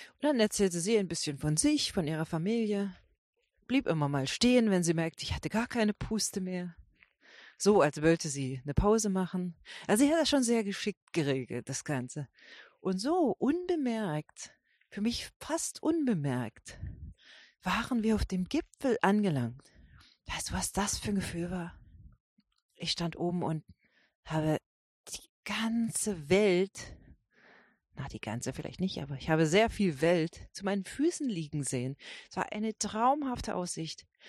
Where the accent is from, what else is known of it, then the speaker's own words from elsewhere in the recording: Brandenburg, Germany; ich bin aus Brandenburg